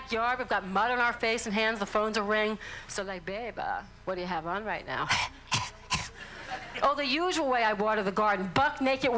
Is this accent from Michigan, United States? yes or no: no; New Orleans, Louisiana, United States; I'm from New Orleans